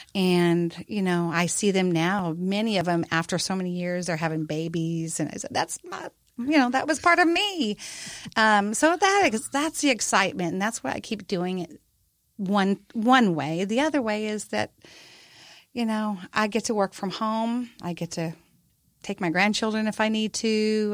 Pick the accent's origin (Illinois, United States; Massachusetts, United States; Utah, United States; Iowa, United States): Iowa, United States; also born or lived in Hawaii; now in Texas, United States; I'm basically a little uh, Iowa girl back in Card Lake, Iowa. But uh, I've lived there, lived in Hawaii, and I've been to Texas for about 25 years.